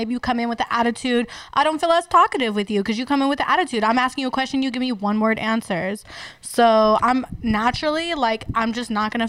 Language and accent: English; Fresno, California, United States; moved away as an adult; now in Las Vegas, United States; I'm from a nice part of California. Maybe that's why. Because I'm from Fresno.